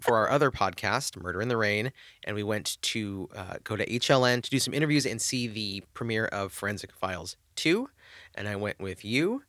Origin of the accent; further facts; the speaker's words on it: Southern California, United States; I grew up in Southern California